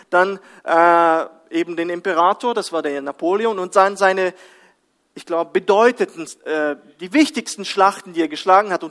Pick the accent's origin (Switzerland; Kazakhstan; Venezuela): Kazakhstan; kam mir äh, ein anderes Bild aus meiner Kindheit in Kasachstan.